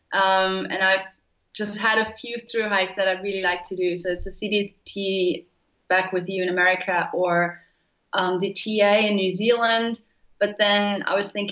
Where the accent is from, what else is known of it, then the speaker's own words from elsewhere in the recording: Germany; I'm from Germany